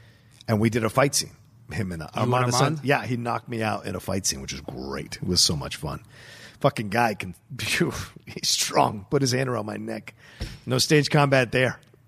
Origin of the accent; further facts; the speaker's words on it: the South, United States; I grew up in the South, so a lot of what I'm watching on the film, like you just feel an inherent attraction to, or it just affects you because you're like, oh yeah, I know these places